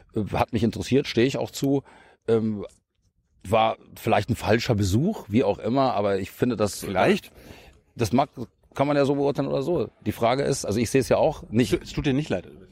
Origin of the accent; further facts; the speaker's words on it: Munich, Bavaria, Germany; moved away as an adult; now in Brandenburg, Germany; Ich komme ja selber aus München